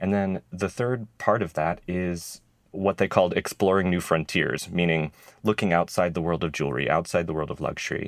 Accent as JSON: {"language": "English", "region": "Idaho", "country": "United States", "tie": "born or raised there", "also_born_or_lived": "Rhode Island", "moved": "as an adult", "said": "I grew up in Idaho"}